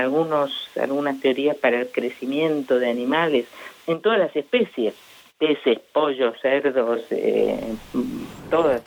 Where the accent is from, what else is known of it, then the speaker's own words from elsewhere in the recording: Argentina; los argentinos somos poco disciplinados